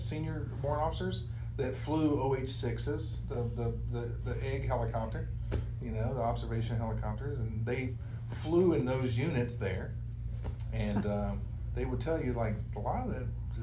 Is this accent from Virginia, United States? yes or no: yes; Radford, Virginia, United States; moved away as an adult; also born or lived in Fort Lewis, Washington; now in Wichita, United States; I grew up in a little town called Radford, Virginia, on the New River in the Blue Ridge Mountains. And I lived there until 1984 when I joined the United States Army.